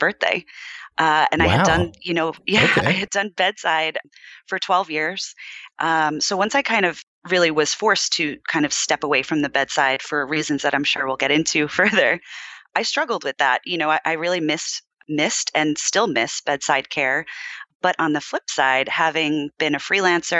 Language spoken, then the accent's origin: English; East Coast, United States; moved away as an adult; now in California, United States; I am originally from the East Coast